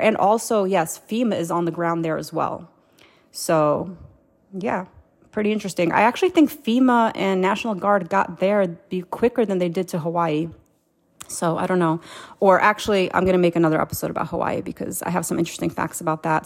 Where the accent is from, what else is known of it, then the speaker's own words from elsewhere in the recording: Moldova; I was born in Moldova.